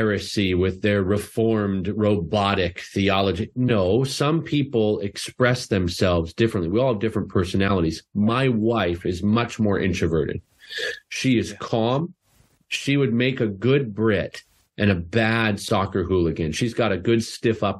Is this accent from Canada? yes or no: yes; Canada; I'm Canadian